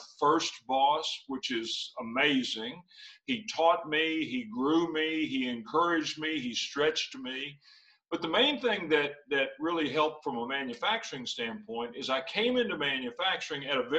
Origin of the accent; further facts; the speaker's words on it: Western Kentucky, United States; I grew up in Western Kentucky on a farm